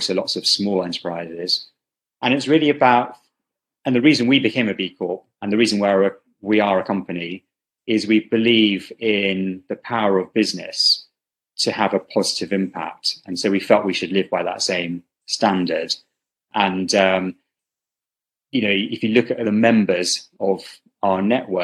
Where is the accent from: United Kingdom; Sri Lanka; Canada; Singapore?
United Kingdom; also born or lived in Karachi, Pakistan; now in Spain; I grew up in the UK